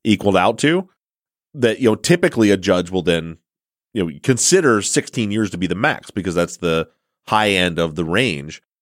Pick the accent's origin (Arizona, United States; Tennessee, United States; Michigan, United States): Michigan, United States; moved away; my home state of Michigan